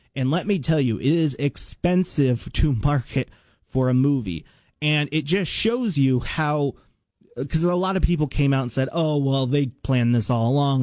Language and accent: English; United States; I grew up in Washington and I went to uh, Washington Middle School